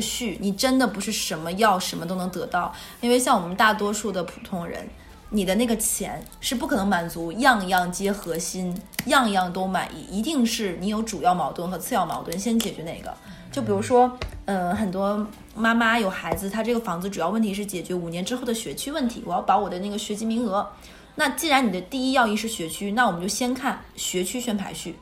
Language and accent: Chinese; northern China, China; moved away; 我是北方人